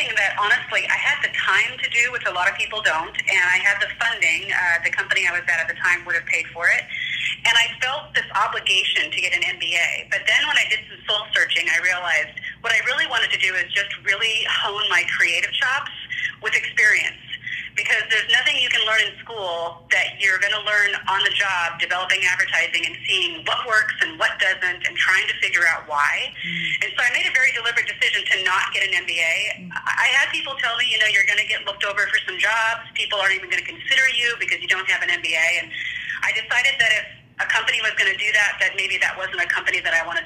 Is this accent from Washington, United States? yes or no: yes; Seattle, Washington, United States; also born or lived in Iowa; I am basically from Seattle, Washington. My family's from Iowa, but we moved here when I was really young